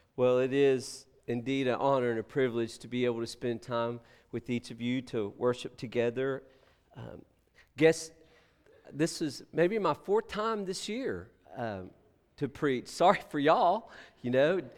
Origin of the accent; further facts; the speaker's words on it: Texas, United States; moved away; we're from Texas